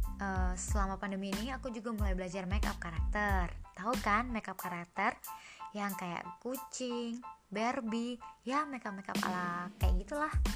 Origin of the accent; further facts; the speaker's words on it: East Java, Indonesia; moved away as an adult; now in Yogyakarta, Indonesia; pas balik di kampung, kampungku kan Jawa Timur